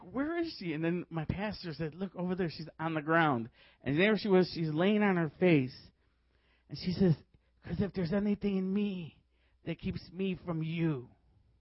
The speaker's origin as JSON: {"language": "English", "town": "Chicago", "region": "Illinois", "country": "United States", "said": "I was from Chicago"}